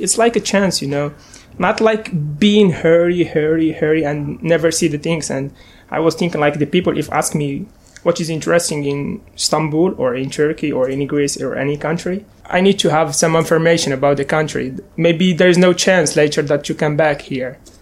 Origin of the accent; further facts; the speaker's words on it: Skikda, Skikda Province, Algeria; English is a second language; moved away as an adult; I am 23 years old. I'm from Algeria.